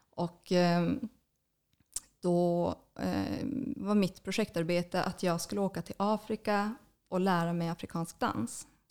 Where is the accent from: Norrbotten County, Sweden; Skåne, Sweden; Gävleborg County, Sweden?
Norrbotten County, Sweden; Kiruna; moved away as an adult; also born or lived in Luleå; now in Stockholm, Sweden; jag är född och uppvuxen i Kiruna. Mm. Har bott där hela mitt, min barndom, ända tills jag gick gymnasiet